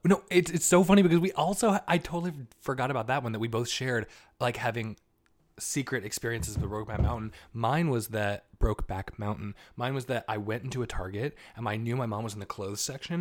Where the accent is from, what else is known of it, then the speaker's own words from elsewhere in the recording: Southern Vermont, United States; now in New York City, United States; I'm from Southern Vermont.